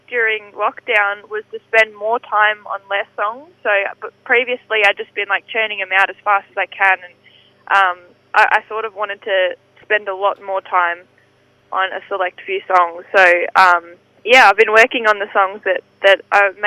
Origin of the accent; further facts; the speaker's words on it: Werribee, Victoria, Australia; I'm from Werribee